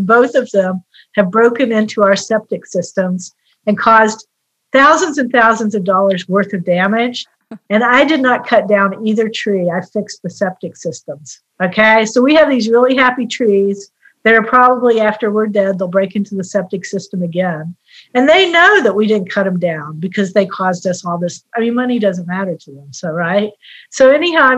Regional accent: West Virginia, United States; moved away; I grew up in West Virginia, where I had very close ties to the earth growing up

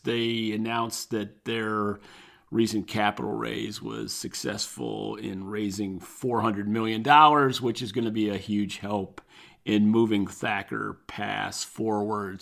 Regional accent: North Carolina, United States; my home state of North Carolina, not too far from where I am sitting recording this

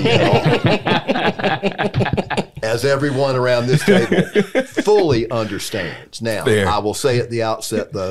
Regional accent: Raleigh, North Carolina, United States; I grew up around lawyers in Raleigh

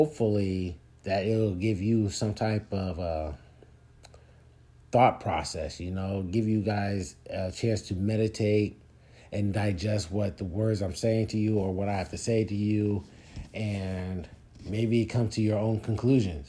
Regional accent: Philadelphia, Pennsylvania, United States; moved away; I'm from Philadelphia and it was good to be back east. I felt at home

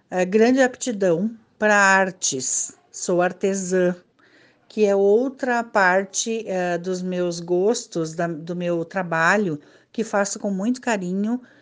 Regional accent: Júlio de Castilhos, Rio Grande do Sul, Brazil; now in Salto do Jacuí, Brazil; Moro em Salto do Jacuí há 19 anos. Venho de Júlia de Castilhos, onde tenho lá minha família, família do meu esposo e onde vivi boa parte de minha uh, adolescência e de minha juventude.

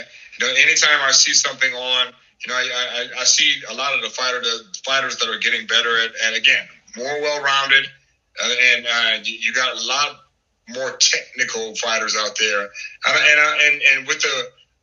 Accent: East St. Louis, Illinois, United States; now in Omaha, United States; my hometown is East St. Louis, Illinois

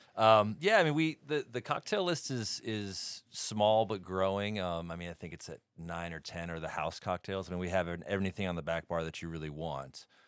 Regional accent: New York City, New York, United States; moved away; I grew up in Brooklyn

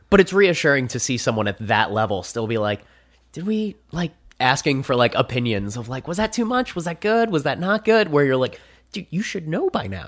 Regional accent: New Jersey, United States; moved away as an adult; now in Phoenix, United States; there's a Six Flags in my hometown. Six Flags Great Adventure.

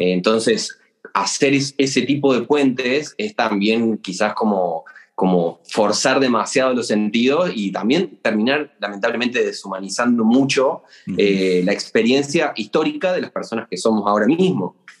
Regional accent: Argentina; moved away as an adult; also born or lived in Córdoba, Argentina / Siena, Italy; viví en, un pequeño pueblito, casi campo, del interior del interior de Argentina durante buena parte de mi, infancia

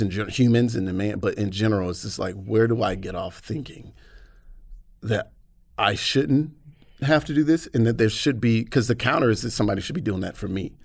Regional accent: Atlanta, Georgia, United States; moved away as an adult; now in United Kingdom; I was born and raised in Atlanta.

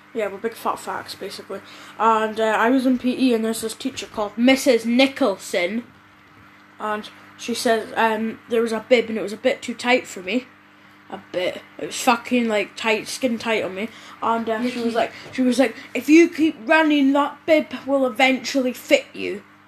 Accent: Scotland, United Kingdom; We're from Scotland

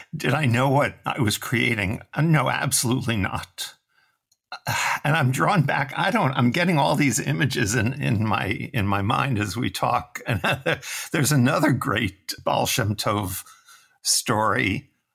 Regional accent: New York City, New York, United States; I'm from New York City, from Manhattan. which tells you immediately, you know, that my childhood was spent on concrete streets

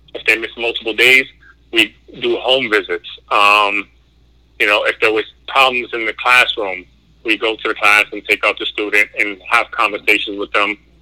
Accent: New York City, New York, United States; I'm originally from New York City, mm-hmm. uh, in the in the Bronx

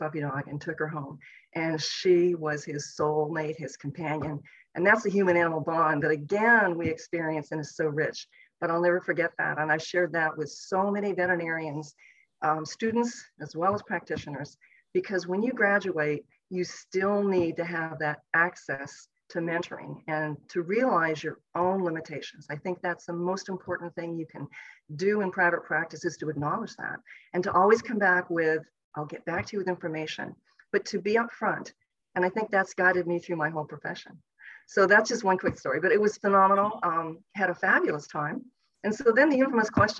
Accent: outside of Toronto, Ontario, Canada; moved away as an adult; also born or lived in Llanelli, Wales / Guelph, Ontario; now in United States; I was actually born in Llanelli, Wales, but my parents came over to Canada when I was about 2 years old. So sadly, I don't have a nice Welsh accent, which I wish I had. But I grew up outside of Toronto, Ontario

